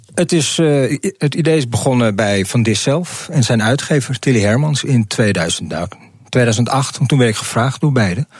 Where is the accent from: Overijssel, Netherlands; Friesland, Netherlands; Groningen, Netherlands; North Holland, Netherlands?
North Holland, Netherlands; Amsterdam; Ik, ik kom hier uit Amsterdam-Zuid. Gewoon hier een eh, steen op afstand ben ik hier eh, opgegroeid